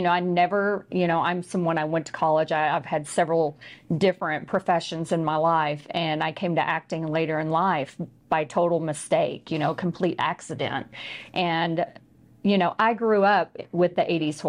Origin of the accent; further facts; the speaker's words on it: Texas, United States; I'm just a Texan.